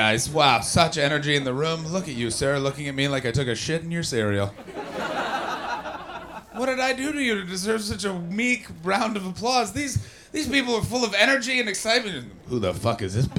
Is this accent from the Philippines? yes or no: no; Canada; I'm from Canada